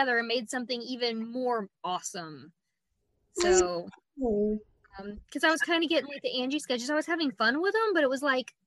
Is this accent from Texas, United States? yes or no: yes; Texas, United States; now in Virginia, United States; I'm from Texas